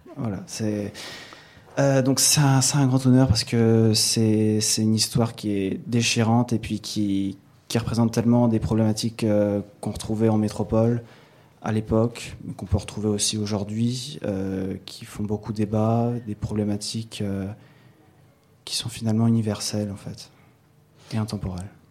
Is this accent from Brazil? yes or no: no; Saint-Pierre, St. Pierre & Miquelon; also born or lived in Paris; je suis pas né à Saint-Pierre. Enfin, à la base, euh, je viens de Paris et puis je suis arrivé quand j'avais 4 euh, ans, 5 ans, 4 ans